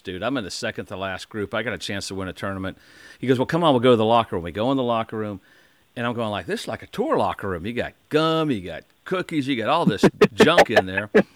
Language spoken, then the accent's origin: English; Indiana, United States; Growing up in Indiana, I was close to IU, Purdue, Ball State was all there